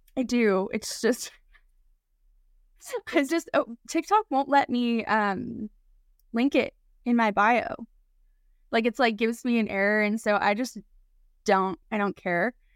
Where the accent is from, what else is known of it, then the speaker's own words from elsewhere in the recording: Oklahoma, United States; moved away; I grew up in Oklahoma.